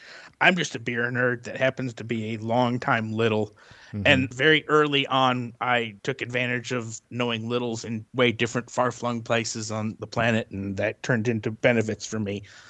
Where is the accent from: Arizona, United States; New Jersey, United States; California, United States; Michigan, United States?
Michigan, United States; Detroit; also born or lived in Iowa / Wisconsin / Oklahoma; I moved all over the upper and lower Midwest. My family is all from the Detroit area. Mm-hmm. So that's where I was born. And we've lived there. And we lived in Iowa and Wisconsin and Oklahoma.